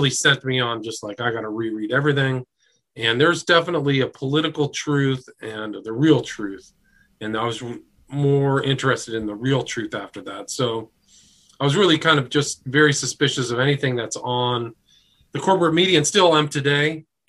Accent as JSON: {"language": "English", "region": "Nebraska", "country": "United States", "said": "I spent 3 years in D.C. from 1995 to 98, and I was from Nebraska. I was very naive."}